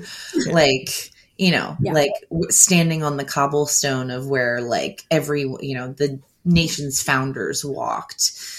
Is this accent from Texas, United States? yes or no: no; New Jersey, United States; we're from South Jersey